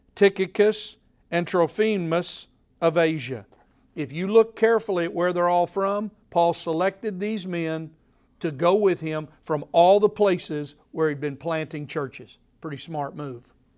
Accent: Oklahoma, United States; now in Tennessee, United States; when I was born in Oklahoma

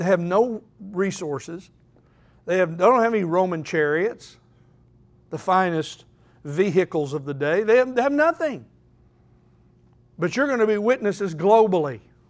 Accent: Oklahoma City, Oklahoma, United States; There was this fellow when I grew up in Oklahoma City, Dell City, Oklahoma.

